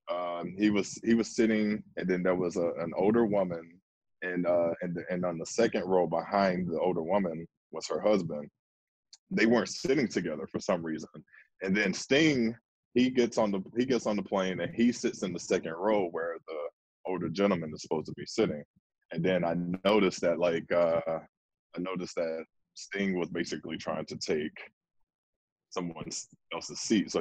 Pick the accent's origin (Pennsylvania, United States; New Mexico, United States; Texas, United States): Texas, United States; Houston; I'm from Houston